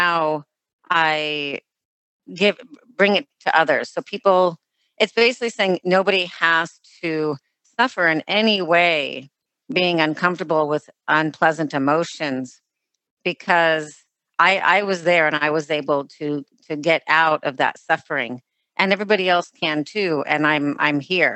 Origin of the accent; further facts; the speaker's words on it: Los Angeles, California, United States; me growing up in Los Angeles